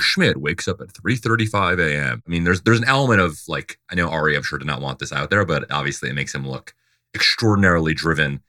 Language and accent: English; Dover, Delaware, United States; I'm from Dover, Delaware